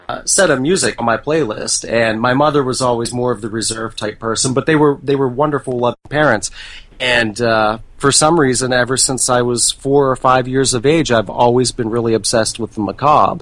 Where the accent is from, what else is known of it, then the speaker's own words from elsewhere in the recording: about 40 minutes east of Pittsburgh, Western Pennsylvania, United States; moved away as an adult; now in Baltimore, United States; I am actually from Western Pennsylvania, about 40 minutes east of Pittsburgh.